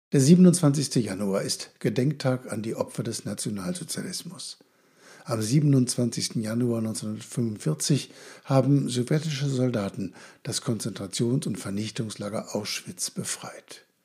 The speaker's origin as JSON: {"language": "German", "country": "Germany", "said": "Als Deutsche"}